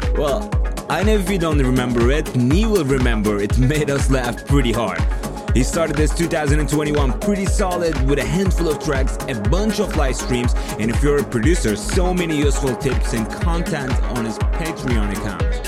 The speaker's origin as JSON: {"language": "English", "country": "Turkey", "moved": "yes", "said": "I'm from Turkey and I'm still engaging with the Turkish audience and artists a lot"}